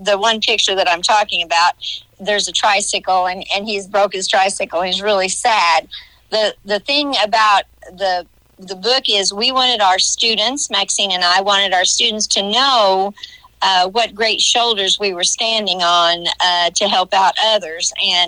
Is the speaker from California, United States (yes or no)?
no; Johnson City, Illinois, United States; also born or lived in West Frankfort; Being from West Frankfort, I grew up in Johnson City.